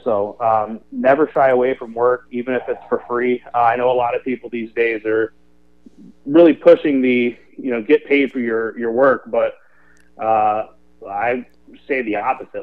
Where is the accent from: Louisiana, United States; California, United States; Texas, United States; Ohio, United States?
Ohio, United States; Lancaster; also born or lived in Chicago; now in Cleveland, United States; I'm from Lancaster, Ohio, um, down in your neck of the woods. Um, went to Fairfield Christian, and uh, I was there for about 20 years before I headed off to college, or I guess 18